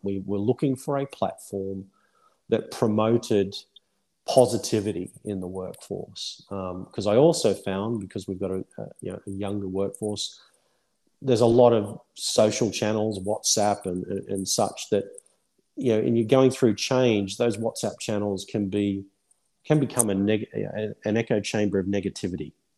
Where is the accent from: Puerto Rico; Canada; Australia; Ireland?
Australia; moved away as an adult; now in United Kingdom; I'm Australian at heart.